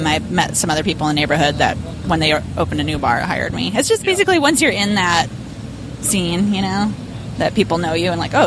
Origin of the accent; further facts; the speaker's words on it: Chicago, Illinois, United States; moved away as an adult; also born or lived in San Francisco; now in New York, United States; I grew up in Chicago